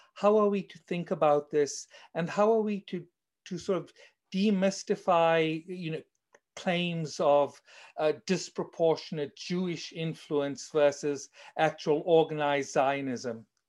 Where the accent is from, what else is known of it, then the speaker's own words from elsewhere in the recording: South Africa; accent: South African; as you may tell from my accent, I'm actually South African